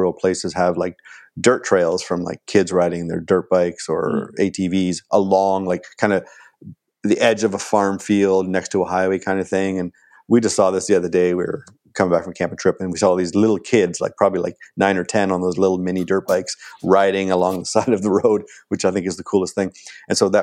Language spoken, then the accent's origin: English; Ontario, Canada; moved away as an adult; also born or lived in Los Angeles / Toronto; now in Vancouver, Canada